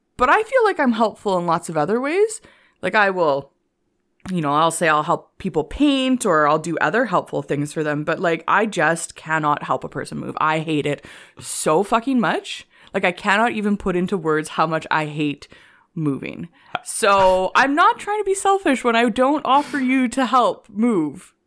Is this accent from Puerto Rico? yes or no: no; Canada; accent: Canadian; also born or lived in Korea; when I lived in Korea, my Canadian accent got stronger